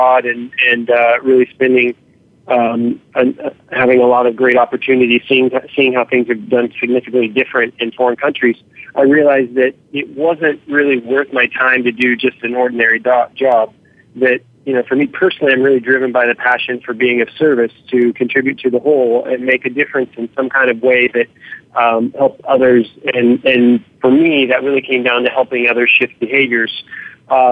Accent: Southern Oregon, United States; moved away as an adult; also born or lived in Europe / Seattle; I grew up in Southern Oregon. My dad's a logger still in Southern Oregon

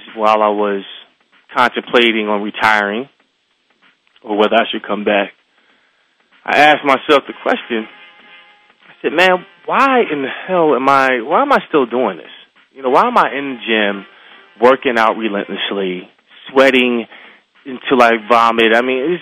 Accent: Philadelphia, Pennsylvania, United States; growing up in Philadelphia, Pennsylvania, went to a school called Abington

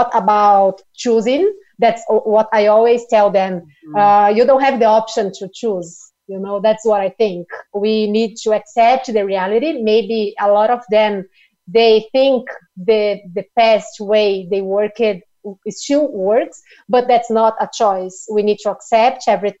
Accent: Brazil; also born or lived in São Paulo; I'm from Brazil, so I'm based here in São Paulo.

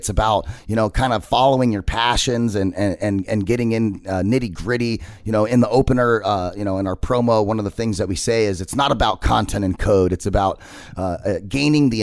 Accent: Arizona, United States; I'm a native of Arizona. I've been here my whole life.

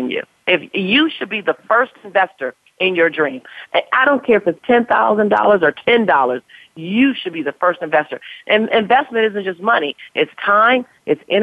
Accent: Los Angeles, California, United States; African-American woman, born and raised in South Central Los Angeles

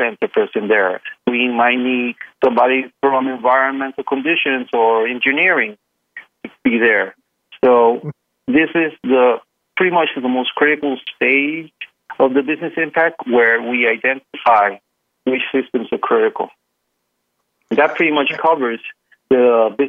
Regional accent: Puerto Rico; Puerto Rico, as you know, I'm from Puerto Rico. It rains here a little

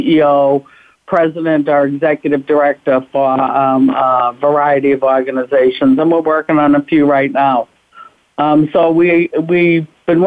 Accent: Boston, Massachusetts, United States; also born or lived in Washington, D.C.; I'm from Boston, Mass.

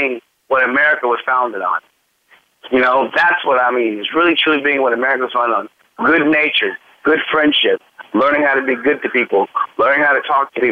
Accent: United States; I believe that I am an American. I may have a lot of mixture in me, but ultimately I am an American

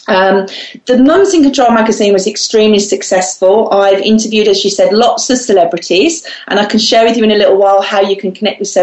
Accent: Solihull, West Midlands, United Kingdom; I'm from the West Midlands in the UK, a place called Solihull

